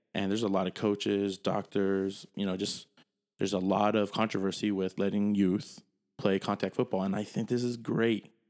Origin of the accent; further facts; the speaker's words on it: United States; I'm American